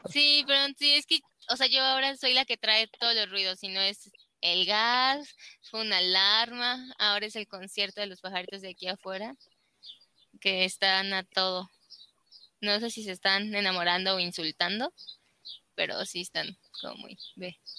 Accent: Celaya, Guanajuato, Mexico; yo nací aquí en Celaya

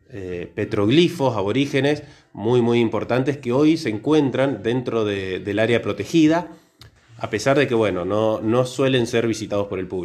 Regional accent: Córdoba, Argentina; now in Mendoza, Argentina; no nací en Mendoza. ¿sí? Yo soy un extranjero, yo vengo de Córdoba. hace muchos años que estoy acá, ya perdí la tonada.

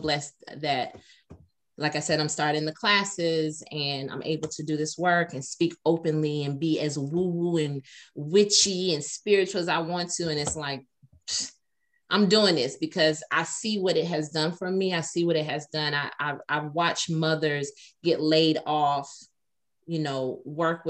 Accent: Atlanta, Georgia, United States; I'm from Atlanta

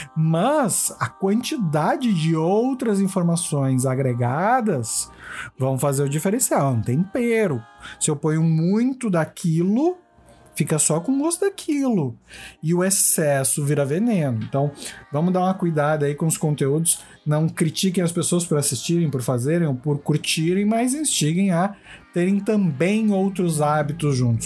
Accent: Brazil; nós como brasileiros

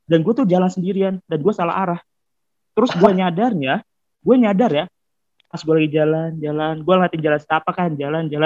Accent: Depok, West Java, Indonesia; now in Ngawi, Indonesia; nah gue kan sebenarnya pindahan kan gue dari Depok habis itu gue pindah ke Ngawi

